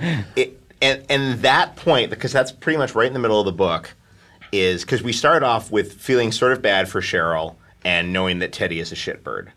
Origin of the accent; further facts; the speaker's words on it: New York City, New York, United States; now in Los Angeles, United States; I grew up in Manhattan. I live in Los Angeles